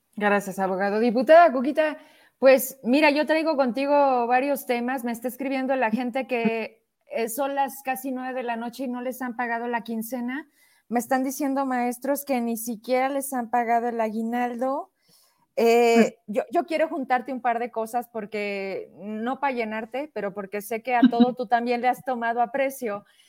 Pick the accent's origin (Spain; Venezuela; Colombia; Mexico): Mexico; Zacatecas; somos zacatecanos y hemos vivido en esta tierra